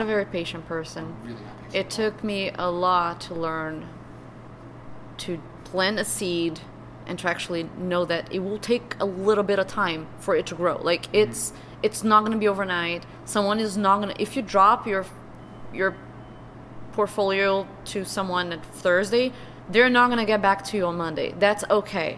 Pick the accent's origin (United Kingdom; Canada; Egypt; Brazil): Brazil; first language Portuguese; English is a second language; moved away as an adult; now in United States